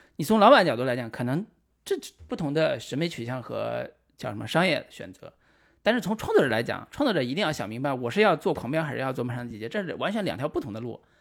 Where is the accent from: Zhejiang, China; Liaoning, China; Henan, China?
Henan, China; moved away as an adult; also born or lived in Beijing; 我是河南的。